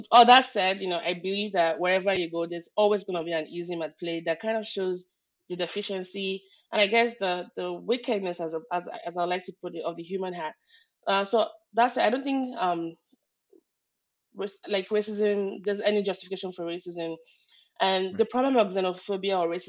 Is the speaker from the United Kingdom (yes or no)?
no; Nigeria; English is a second language; now in United States; I grew up in Nigeria.